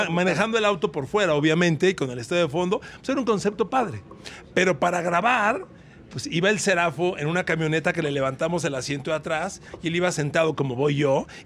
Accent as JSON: {"language": "Spanish", "country": "Mexico", "said": "Hola, somos de México."}